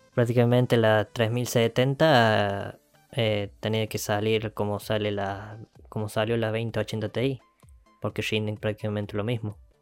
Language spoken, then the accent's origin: Spanish; Argentina; somos de Argentina